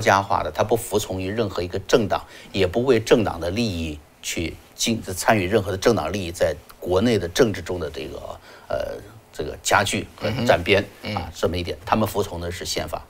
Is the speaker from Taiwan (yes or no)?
no; China; moved away; 我们在中国，中国长大的孩子们